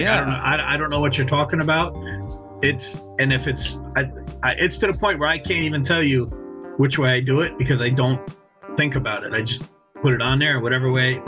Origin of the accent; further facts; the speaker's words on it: New York, United States; now in Florida, United States; So I'm from New York.